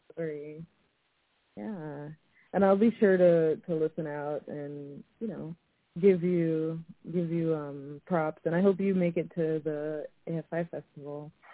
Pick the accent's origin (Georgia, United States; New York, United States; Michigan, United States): New York, United States; New York City; I'm from New York City